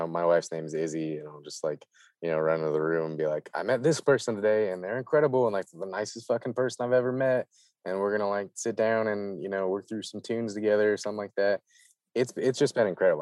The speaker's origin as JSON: {"language": "English", "region": "Midwest", "country": "United States", "tie": "born or raised there", "said": "I come from the Midwest, a lot of working folk, definitely a blue collar lineage for me"}